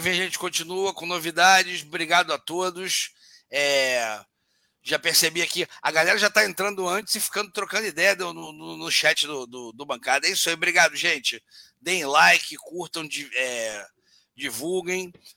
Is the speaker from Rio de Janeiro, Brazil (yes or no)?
yes; Rio de Janeiro, Brazil; sou nascido e criado no Rio de Janeiro, né? É uma cidade grande, e carioca, enfim, não sou paulista